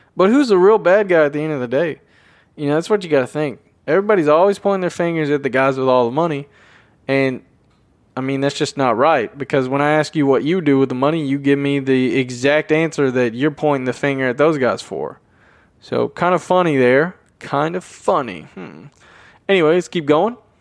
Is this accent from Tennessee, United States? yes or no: yes; Tennessee, United States; I'm from Tennessee